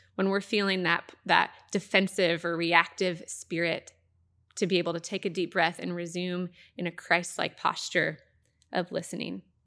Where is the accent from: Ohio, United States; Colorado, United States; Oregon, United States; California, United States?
Oregon, United States; Happy Valley; I grew up in the Happy Valley, Clackamas area.